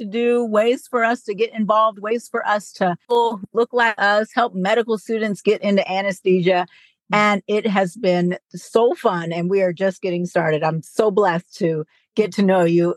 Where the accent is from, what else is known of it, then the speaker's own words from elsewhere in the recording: California, United States; I'm from California and wanted to stay kind of close to home